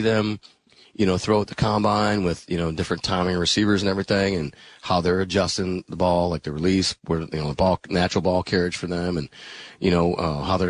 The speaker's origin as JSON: {"language": "English", "town": "Green Bay", "region": "Wisconsin", "country": "United States", "tie": "born or raised there", "moved": "yes", "said": "I grew up in Green Bay."}